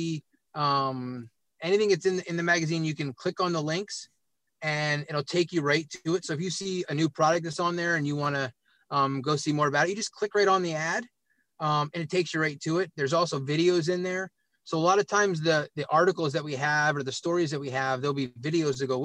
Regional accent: Williamsport, Pennsylvania, United States; also born or lived in Harrisburg, Pennsylvania; I grew up in Williamsport, Pennsylvania, home of the Little League World Series, and I'm a little bit south

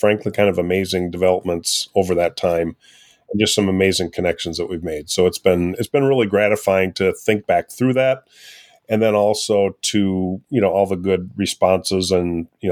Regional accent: Austin, Minnesota, United States; I was living in Austin, Minnesota, which is where I still do, which is my hometown

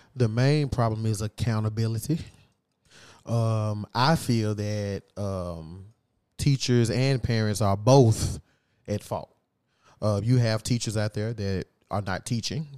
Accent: across the river from Memphis, Arkansas, United States; now in Memphis, United States; I'm not from here. But I my hometown is just right across the river

